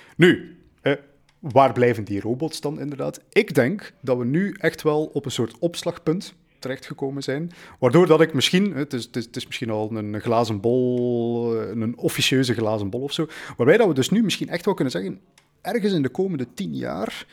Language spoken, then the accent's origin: Dutch; Belgium; wij als Belgen